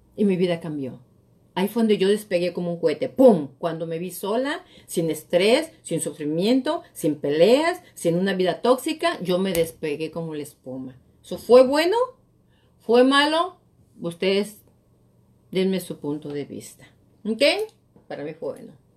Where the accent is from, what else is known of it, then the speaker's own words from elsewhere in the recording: Mexico; moved away as an adult; now in United States; Yo soy latina, yo tengo acento y todo